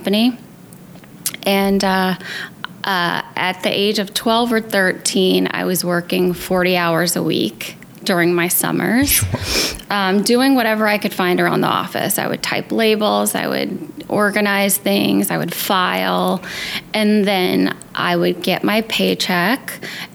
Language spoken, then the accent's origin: English; Denham Springs, Louisiana, United States; moved away as an adult; now in New York City, United States; I was born and raised in Louisiana, a tiny town called Denham Springs, which is about an hour outside of New Orleans